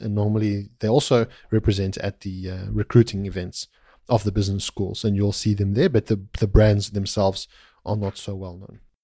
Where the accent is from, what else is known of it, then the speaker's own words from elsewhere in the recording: South Africa; moved away; I'm originally from South Africa, uh, of Greek, uh, descent